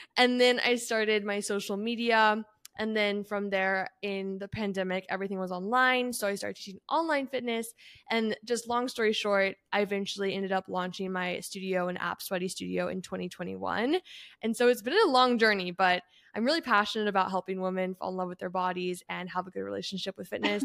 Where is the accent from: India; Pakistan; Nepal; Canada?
Canada; moved away; I grew up in Canada